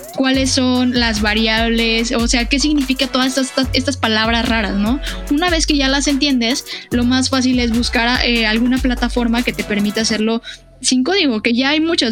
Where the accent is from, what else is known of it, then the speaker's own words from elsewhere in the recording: Mexico City, Mexico; yo nací en Iztapalapa